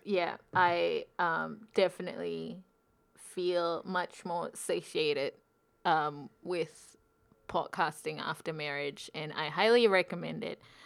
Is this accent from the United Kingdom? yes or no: no; Singapore; moved away as an adult; now in Wellington, New Zealand; I'm from Singapore.